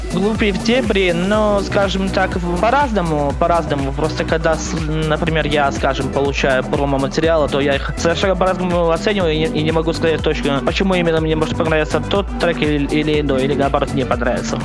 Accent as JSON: {"language": "Russian", "town": "Smalyavichy", "region": "Minsk Region", "country": "Belarus", "said": "я не совсем из Минска, я из города Смолевичи, это Минская область"}